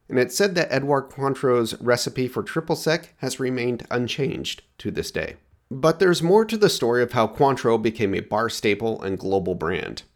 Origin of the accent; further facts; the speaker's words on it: Oregon, United States; my home state of Oregon